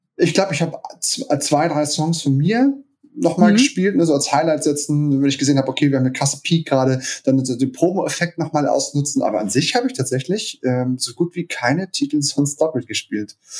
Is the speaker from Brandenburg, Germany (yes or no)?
no; Hamburg, Germany; Ich bin äh, gebürtiger Hamburger, auch schon immer in Hamburg äh, gelebt und war nur zweimal kurz weg sozusagen.